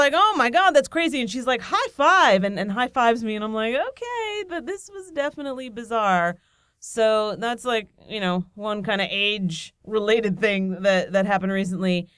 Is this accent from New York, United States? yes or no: no; Nazareth, Pennsylvania, United States; moved away; I visited my hometown, Nazareth, Pennsylvania